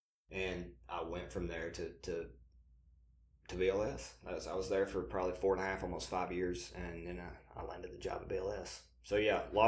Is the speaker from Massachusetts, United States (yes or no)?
no; Alabama, United States; we moved back to Alabama, where we, you know, originally from, as you can obviously have already gathered, more than likely the listeners from my accent